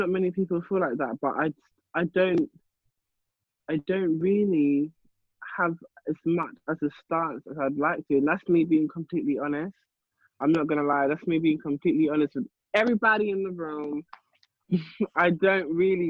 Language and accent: English; London, United Kingdom; growing up in London